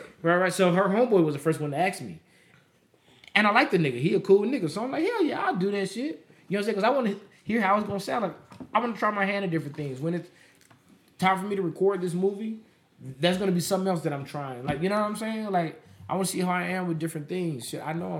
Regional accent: Las Vegas, Nevada, United States; I'm from Vegas

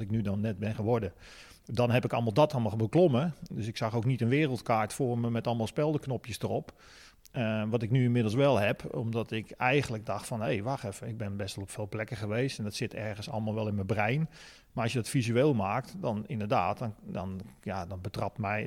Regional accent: De Meern, Utrecht, Netherlands; geboren in De Meren, vlakbij Utrecht.

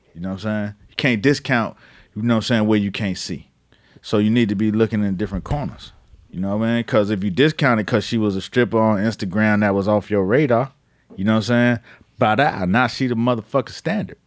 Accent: Miami, Florida, United States; now in New York, United States; I'm from Miami. Mama from Georgia

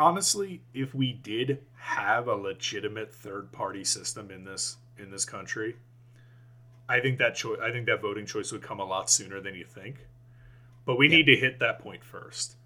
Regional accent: United States

